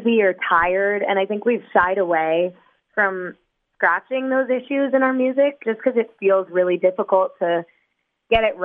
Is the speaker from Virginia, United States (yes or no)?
no; New York City, New York, United States; We were all growing up in New York City